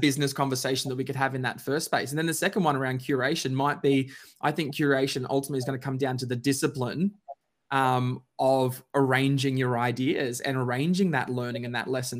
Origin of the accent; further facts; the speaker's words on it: Queensland, Australia; now in Melbourne, Australia; Queenslander by birth, Melbourneian by choice